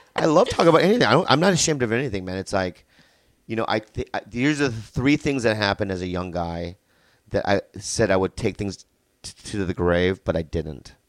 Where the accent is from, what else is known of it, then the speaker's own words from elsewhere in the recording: San Diego, California, United States; also born or lived in Minnesota; I grew up in San Diego, but then I lived in Minnesota, like, between two and nine, and then we moved back to San Diego